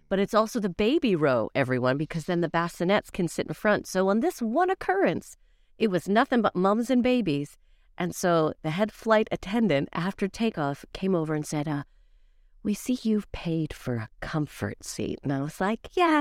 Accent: Calgary, Alberta, Canada; now in United Kingdom; I was in my home city of Calgary

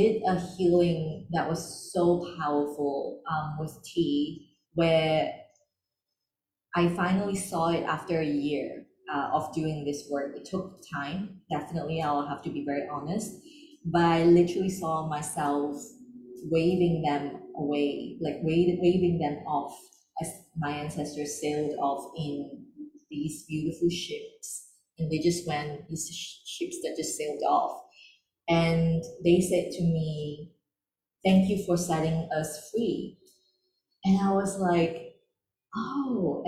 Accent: Malaysia; I grew up in Malaysia, because we are seen as second class citizens

